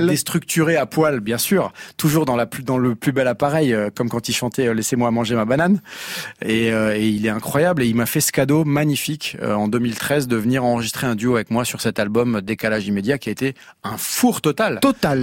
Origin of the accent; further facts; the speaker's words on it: Eastern Moselle, Grand Est, France; moved away as an adult; also born or lived in Paris; je suis originaire de Moselle-Est, j'étais à Paris